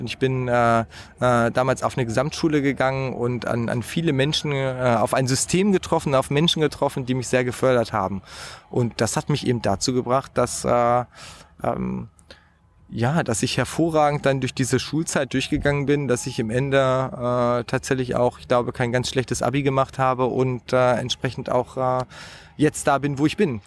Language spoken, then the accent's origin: German; Hanover, Lower Saxony, Germany; Ich bin ja in Niedersachsen aufgewachsen